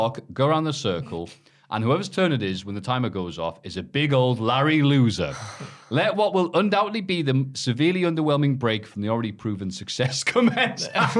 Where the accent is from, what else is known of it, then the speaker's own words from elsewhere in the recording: Darlington, North East England, United Kingdom; I grew up in Darlington